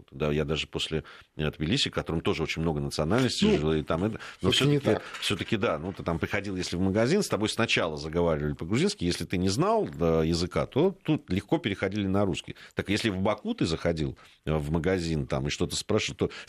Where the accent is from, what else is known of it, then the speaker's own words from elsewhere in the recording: Fergana, Fergana Region, Uzbekistan; now in Saint Petersburg, Russia; Да, добрый вечер … из Санкт-Петербурга. Родилась и выросла в Узбекистане, в Фергане, училась в русской школе.